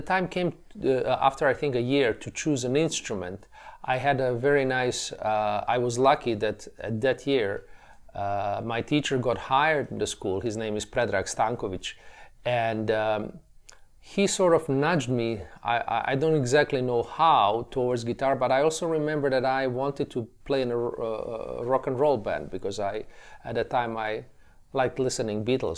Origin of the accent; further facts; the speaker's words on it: Tuzla, Federation of Bosnia and Herzegovina, Bosnia & Herzegovina; they enrolled me in a, in a music school in my hometown, as you mentioned earlier, of, of, uh, Tuzla, uh, situated in nor-, northeastern